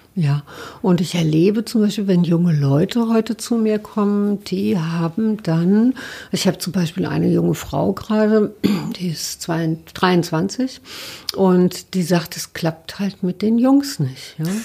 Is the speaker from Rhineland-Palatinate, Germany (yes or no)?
yes; Mainz, Rhineland-Palatinate, Germany; moved away; also born or lived in Berlin; ich bin aus Mainz